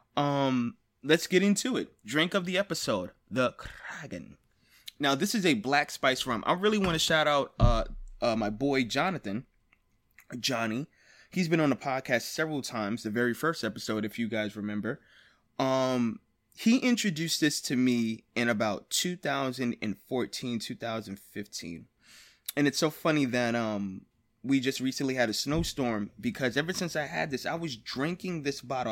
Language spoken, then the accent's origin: English; United States; I am an American